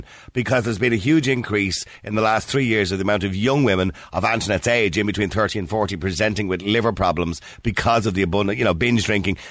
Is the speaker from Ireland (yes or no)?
yes; Ireland; we're Irish